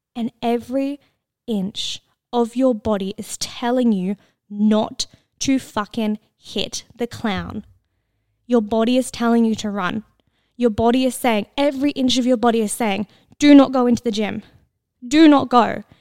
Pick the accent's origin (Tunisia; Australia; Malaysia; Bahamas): Australia; I'm Australian.